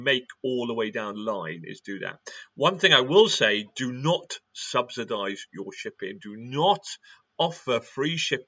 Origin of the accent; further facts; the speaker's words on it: Wales, United Kingdom; I'm British or I'm Welsh, or I've got red hair